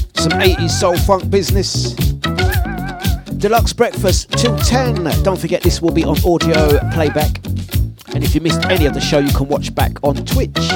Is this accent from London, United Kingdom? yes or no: yes; London, United Kingdom; accent: cockney; I'm originally from Waltham Forest